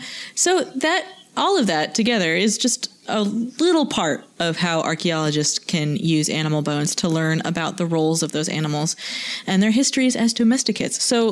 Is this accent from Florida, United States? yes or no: no; Boston, Massachusetts, United States; I'm from Boston.